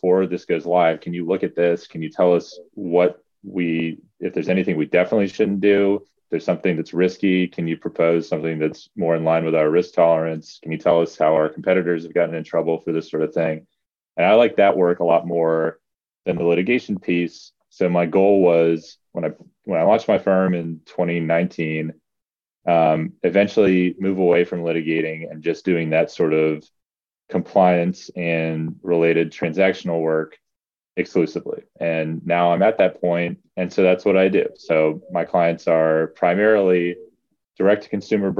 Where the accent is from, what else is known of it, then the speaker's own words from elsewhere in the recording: Virginia Beach, Virginia, United States; moved away as an adult; also born or lived in Davis, California; now in Los Angeles, United States; I grew up in Virginia Beach